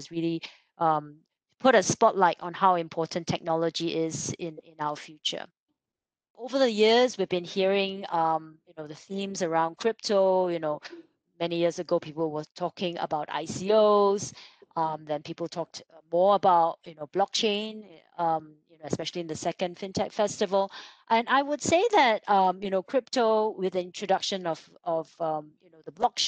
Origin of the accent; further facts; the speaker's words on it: Singapore; as a Singaporean